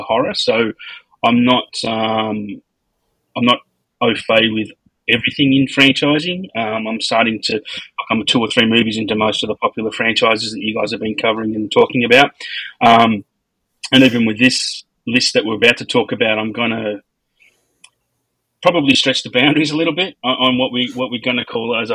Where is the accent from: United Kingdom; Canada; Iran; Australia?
Australia; I'm Australian